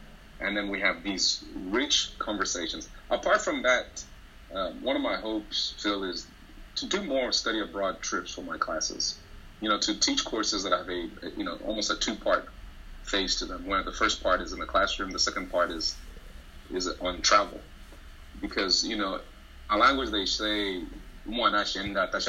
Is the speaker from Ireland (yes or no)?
no; Kabwe, Central Province, Zambia; moved away; my hometown of Kabwe, where I grew up